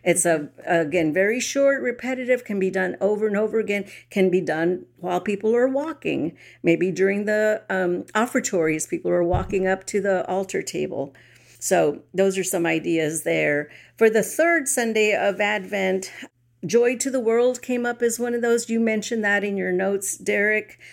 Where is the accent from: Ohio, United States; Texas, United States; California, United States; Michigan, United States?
Texas, United States; San Antonio; I grew up in San Antonio